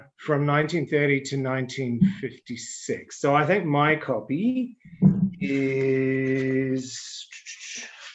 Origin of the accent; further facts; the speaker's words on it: New Zealand; I'm from New Zealand